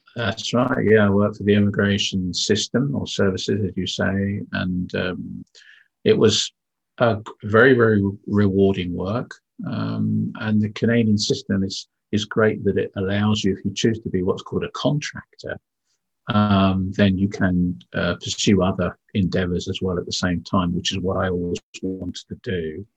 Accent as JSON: {"language": "English", "town": "Windsor", "region": "South East England", "country": "United Kingdom", "tie": "born or raised there", "also_born_or_lived": "Yorkshire", "moved": "yes", "said": "I was born in the UK um, in uh, in Yorkshire actually, so my accent should be a little bit different. But my parents moved me down south to the town of Windsor"}